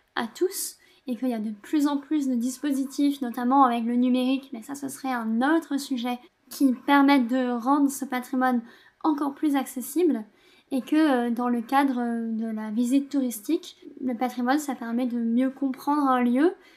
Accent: Gard, Occitania, France; now in Toulouse, France; moi j'habite à Toulouse, mais je viens du Gard

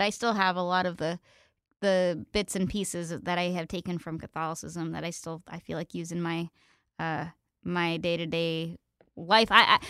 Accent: Pennsylvania, United States; I thought about going, but we had really good public schools where I grew up in Pennsylvania.

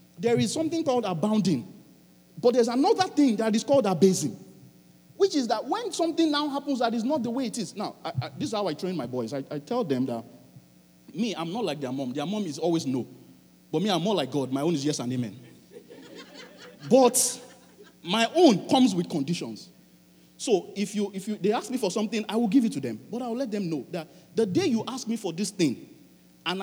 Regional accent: Nigeria; now in Halifax, Canada; I'm a Nigerian

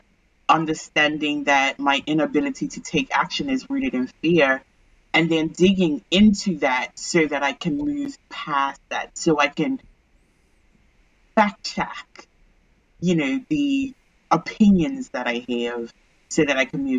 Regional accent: Bermuda; I'm originally from Bermuda

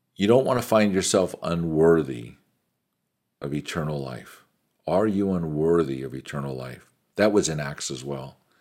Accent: United States; an American businessman

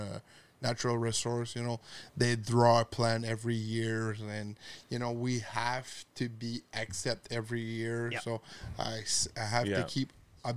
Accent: Quebec, Canada; I'm from Quebec

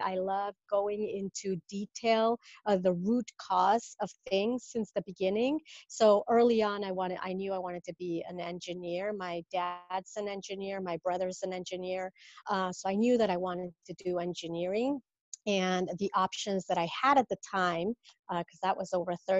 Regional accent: Mexico City, Mexico; moved away as an adult; now in Rhode Island, United States; I'm from Mexico originally, and that's where I was born, raised, Mexico City

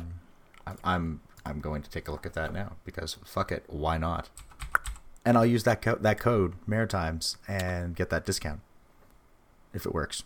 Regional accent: New Brunswick, New Jersey, United States; that's a shitty place, 'cause we're from New Brunswick.

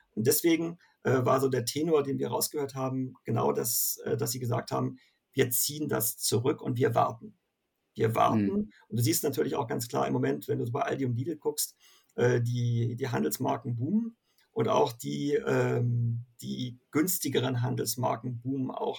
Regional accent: Northern Germany, Germany; als äh, Norddeutscher

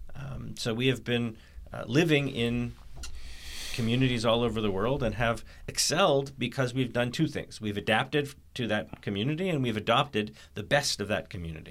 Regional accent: Canada; I was born in Canada

